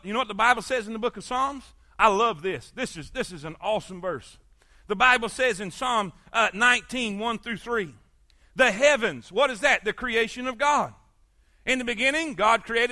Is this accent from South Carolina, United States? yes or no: no; South Florida, United States; moved away; I grew up in South Florida